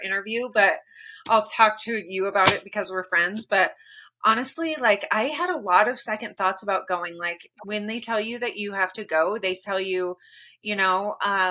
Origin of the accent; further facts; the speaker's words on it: Kent, Washington, United States; I grew up in Kent, Washington